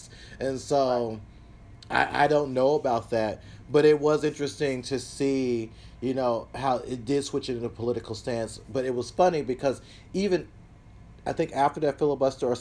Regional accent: the South, United States; I'm from the South, so grew up with guns in the house

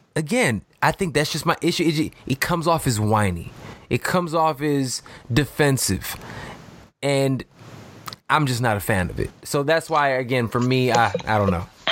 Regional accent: Chicago, Illinois, United States; We grew up doing that. At least we did here in Chicago

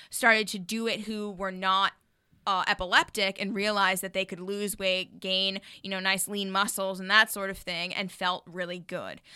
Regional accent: Jackson, Wyoming, United States; now in Los Angeles, United States; we're from Jackson, Hole, Wyoming

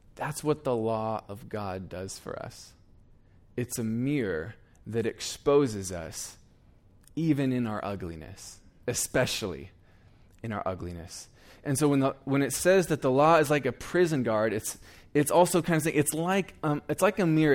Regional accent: Eugene, Oregon, United States; moved away as an adult; now in Iowa, United States; I was born and raised in Eugene, Oregon

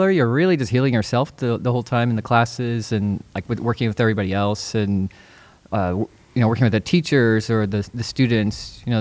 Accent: East Coast, United States; now in California, United States; when I first moved to California, I'm originally from the East Coast.

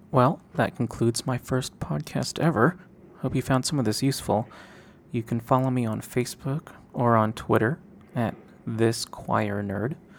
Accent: Seattle, Washington, United States; I grew up in Seattle, singing in the Northwest Boy Choir

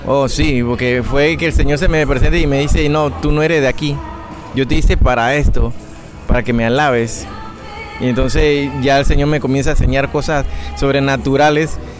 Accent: Panama; soy panameño de nacimiento, soy hijo de chino con panameño

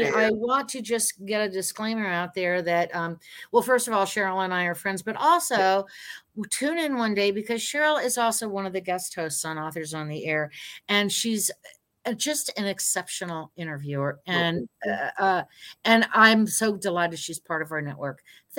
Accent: Hialeah, Florida, United States; I grew up in Hialeah, Florida, where there was a huge influx of the Cuban population coming in.

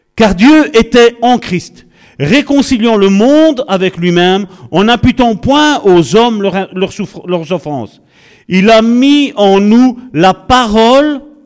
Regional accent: Charleroi, Wallonia, Belgium; Nous sommes originaires de Charleroi

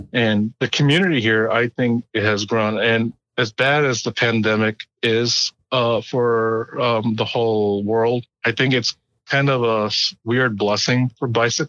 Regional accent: Long Island, New York, United States; moved away as an adult; also born or lived in Iowa; now in Des Moines, United States; I'm originally from Long Island, New York

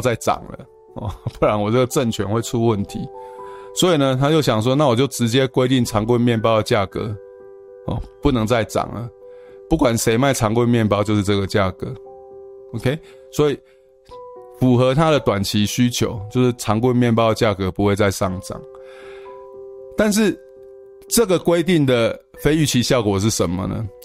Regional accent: Taiwan; 我们台湾人

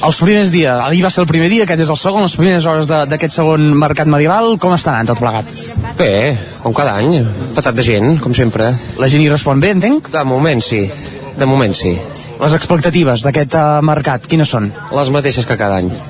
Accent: La Roca del Vallès, Catalonia, Spain; No, nosaltres no, som de la Roca. De, de la Roca.

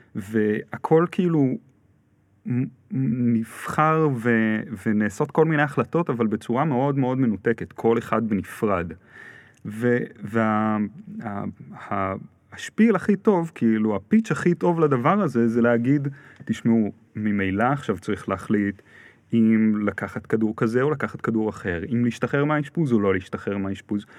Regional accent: Ra'anana, Central District, Israel; גרתי ברעננה, גדלתי ברעננה

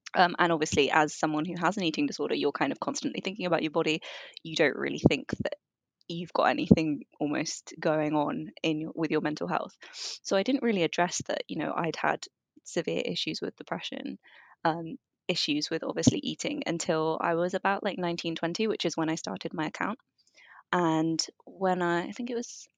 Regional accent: London, United Kingdom; I grew up in London. Well, I was born in London. I moved up around quite a lot, but London is for sure my home.

